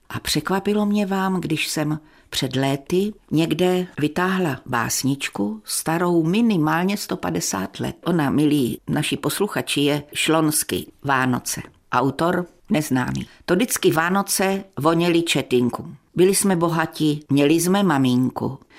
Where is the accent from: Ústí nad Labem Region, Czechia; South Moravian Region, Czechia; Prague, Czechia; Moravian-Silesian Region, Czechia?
South Moravian Region, Czechia; moved away as an adult; now in North Moravia, Czechia; Jsem z Jižní Moravy a tam se mluví trochu jinak